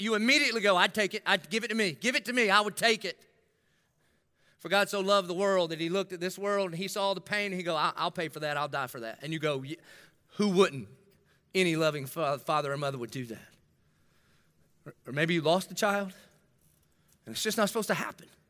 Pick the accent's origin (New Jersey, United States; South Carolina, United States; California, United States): South Carolina, United States; Dillon; I grew up in Dillon